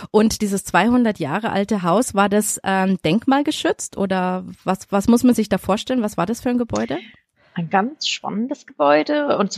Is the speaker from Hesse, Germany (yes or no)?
yes; Darmstadt, Hesse, Germany; moved away as an adult; also born or lived in Bangkok / Paris / New York / Hong Kong; now in Zurich, Switzerland; In, in, in Darmstadt, südlich von zwischen Frankfurt